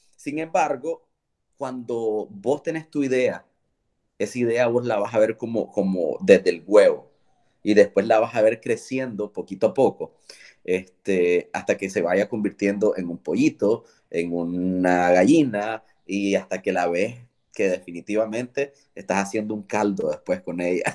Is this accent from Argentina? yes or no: no; León, Nicaragua; moved away as an adult; now in Managua, Nicaragua; León es mi ciudad, yo soy leonés